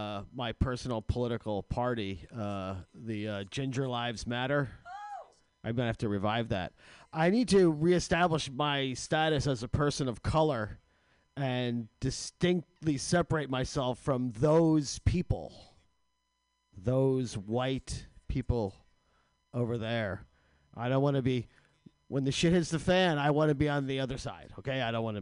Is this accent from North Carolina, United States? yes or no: no; New Jersey, United States; New Jersey.